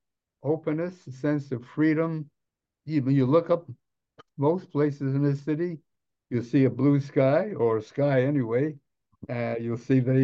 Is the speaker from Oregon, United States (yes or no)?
no; New York City, New York, United States; moved away; also born or lived in Boyle Heights, Los Angeles; I grew up in New York City in the Lower East Side when it was that Lower East Side that you've seen in moving pictures